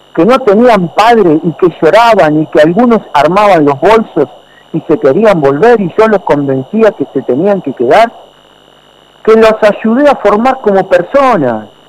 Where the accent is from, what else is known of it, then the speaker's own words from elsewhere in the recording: Argentina; nosotros como argentinos